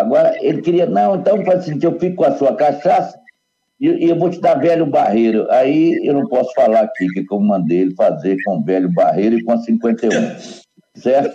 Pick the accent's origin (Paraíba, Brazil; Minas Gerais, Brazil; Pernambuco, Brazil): Minas Gerais, Brazil; voltando para a minha terra